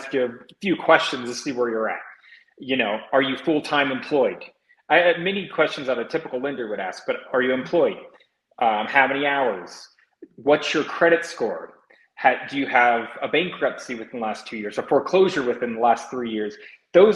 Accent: Indiana, United States; now in Colorado, United States; Originally, I'm from the state of Indiana.

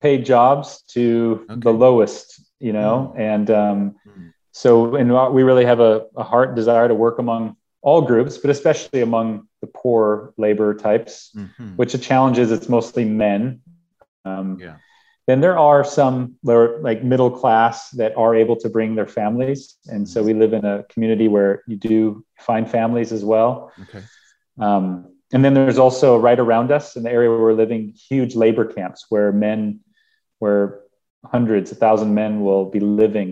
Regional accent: Minnesota, United States; moved away as an adult; also born or lived in Pakistan / Middle East; I'm from Minnesota and it's nice and cold

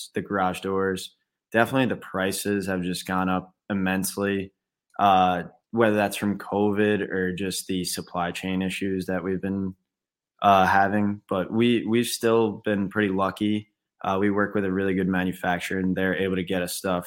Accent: New York, United States; moved away as an adult; now in Naples, Florida, United States; I'm originally from New York.

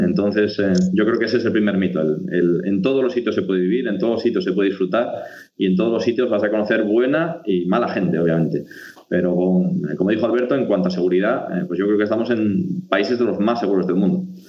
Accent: Asturias, Spain; moved away; como somos los asturianos

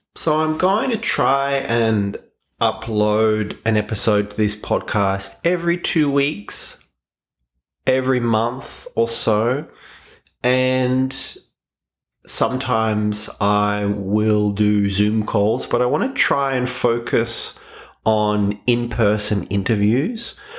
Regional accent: Australia; I am Australian

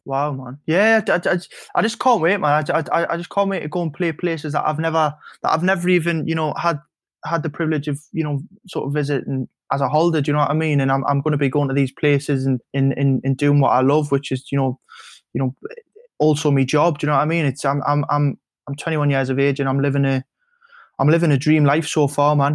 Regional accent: Newcastle upon Tyne, North East England, United Kingdom; When you drive back over the Tyne Bridge and you come back home

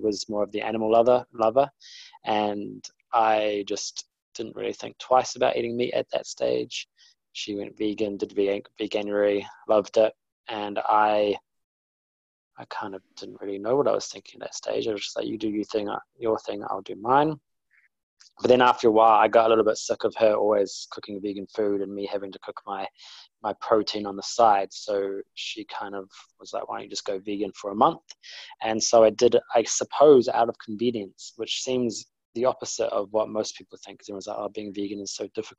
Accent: New Zealand; moved away as an adult; now in London, United Kingdom; I'm originally from New Zealand and now live in London. My background was that I was brought up, you know, beach and barbecues from I guess what, age 10 up to 27

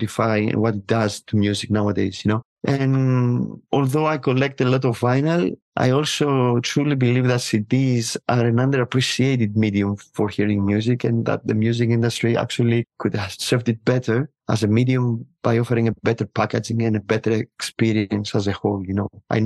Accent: Piraeus, Attica, Greece; moved away as an adult; also born or lived in Athens; I was born in 1975 in Athens, and I lived for many years in Piraeus.

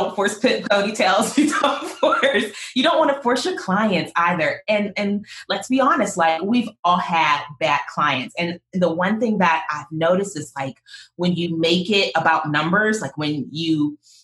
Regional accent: Pittsburgh, Pennsylvania, United States; moved away; I'm originally from Pittsburgh

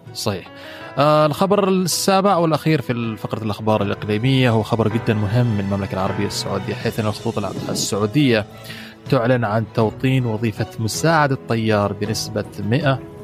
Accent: United Arab Emirates; عندنا في الامارات

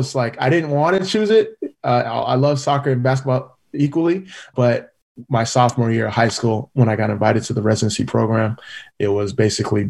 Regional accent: California, United States; moved away; also born or lived in Philadelphia / Orlando / Kansas City / Portland; first generation Nigerian American, the oldest of four siblings, born and raised in California

